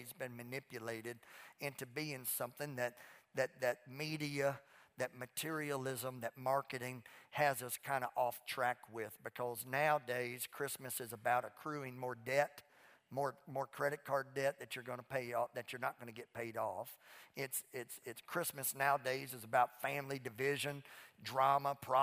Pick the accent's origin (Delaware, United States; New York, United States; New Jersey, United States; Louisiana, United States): Louisiana, United States; also born or lived in Mississippi; now in Fort Worth, United States; I was raised in Louisiana, and now I live in Texas